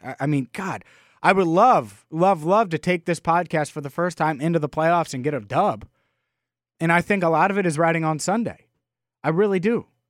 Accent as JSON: {"language": "English", "town": "Cincinnati", "region": "Ohio", "country": "United States", "tie": "born or raised there", "said": "I've lived in Cincinnati my whole life."}